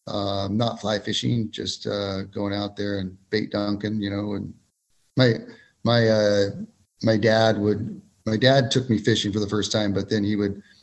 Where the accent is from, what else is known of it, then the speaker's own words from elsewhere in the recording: Ventura, California, United States; now in Kernville, United States; I am native Californian, grew up in Ventura, California, surfer kid, and then kind of moved up to the Kernville area about 20 years ago.